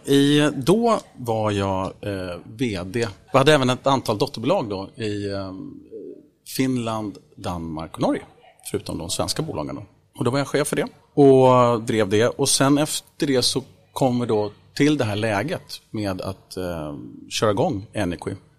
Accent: Vaxholm, Stockholm County, Sweden; Jag är född och uppvuxen i Vaxholm utanför Stockholm här, ute på en ö

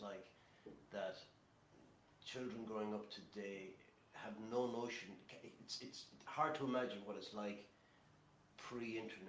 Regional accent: Kilkenny, Leinster, Ireland; as a Kilkenny man.

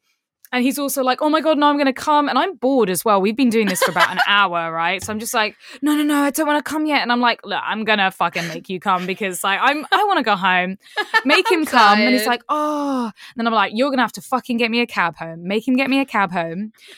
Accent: Kingston upon Thames, London, United Kingdom; This is in my hometown in Kingston in southwest London.

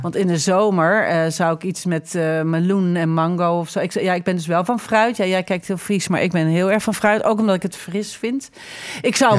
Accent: Netherlands; wij als Nederlanders

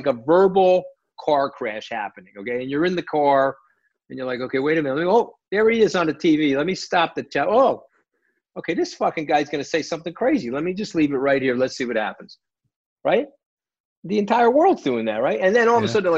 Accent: New York, United States; I'm a New Yorker

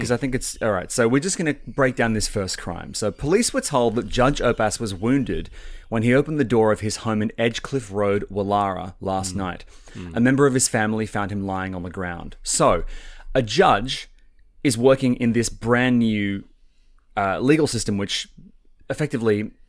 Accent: St Leonards, New South Wales, Australia; born there; Now, was I born in St. Vincent? No, I was born in St. Leonard's, wasn't I?

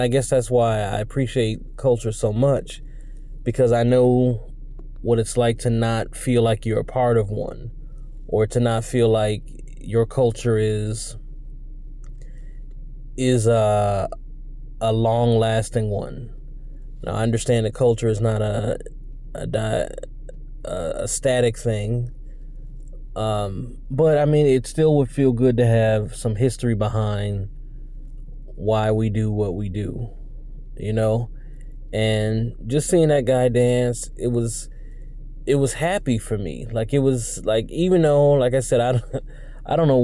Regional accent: United States; I'm American, man. Like, for better or worse, I'm American

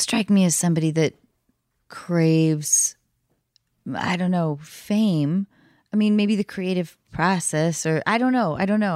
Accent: Edmonds, Washington, United States; moved away; North of Seattle in Edmonds

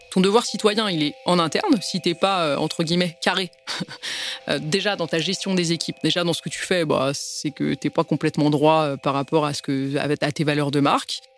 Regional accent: Paris, Île-de-France, France; Je suis née à Paris et après je suis d'origine arménienne

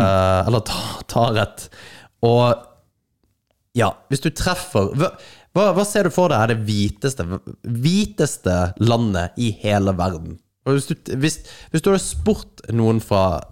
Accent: Kristiansand, Agder, Norway; now in Northern Norway, Norway; meg fra Kristiansand, mm. eh, som bor her i Nord-Norge

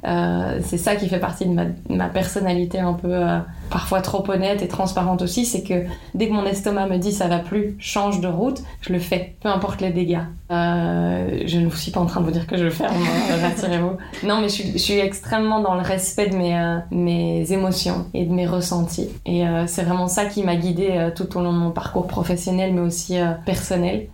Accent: Liège, Wallonia, Belgium; je suis née à Liège, en Wallonie

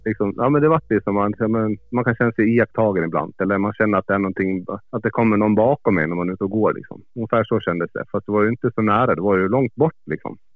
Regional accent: Gotland, Sweden; moved away; Jag är född på Gotland. Ja. Jag flyttade ifrån eh, ja, för 12-13 år sedan

